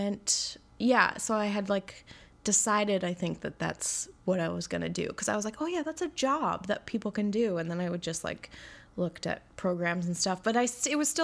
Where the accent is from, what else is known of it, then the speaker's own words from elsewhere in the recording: Royston, British Columbia, Canada; now in Vancouver, Canada; I grew up on Vancouver Island, yeah, in the Comox Valley.